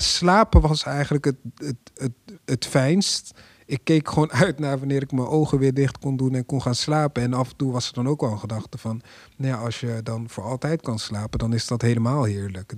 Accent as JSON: {"language": "Dutch", "town": "Apeldoorn", "region": "Gelderland", "country": "Netherlands", "said": "ik kom zelf uit Apeldoorn"}